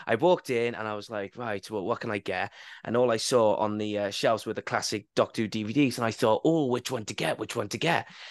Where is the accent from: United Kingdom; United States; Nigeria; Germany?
United Kingdom; Barry, Wales; my hometown of Barry